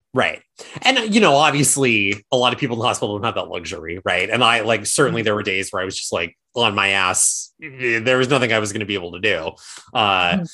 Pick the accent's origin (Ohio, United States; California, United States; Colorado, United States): California, United States; Placerville; my hometown of Placerville